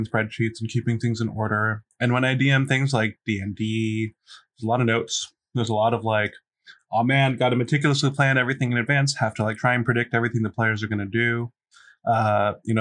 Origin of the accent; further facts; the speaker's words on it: Silver Spring, Maryland, United States; I'm from Silver Spring, Maryland, greater DMV area.